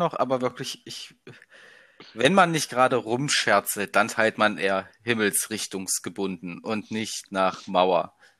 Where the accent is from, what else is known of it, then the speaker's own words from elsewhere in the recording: Leipzig area, Saxony, Germany; also born or lived in Halberstadt; Leipziger Raum, bin Ossi